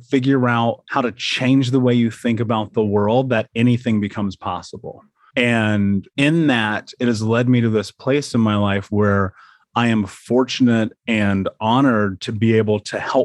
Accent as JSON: {"language": "English", "country": "United States", "tie": "born or raised there", "said": "I grew up in America."}